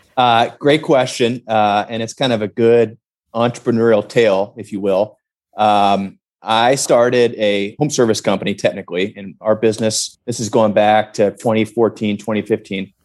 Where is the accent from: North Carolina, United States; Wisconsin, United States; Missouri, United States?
Missouri, United States; St. Louis; my hometown of St. Louis